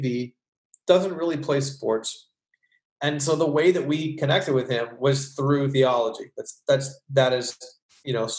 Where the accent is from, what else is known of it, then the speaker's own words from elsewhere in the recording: Hamilton, Ontario, Canada; moved away as an adult; also born or lived in New York City; now in United States; I was born in Hamilton, Ontario, as were you. And so I'm a Canadian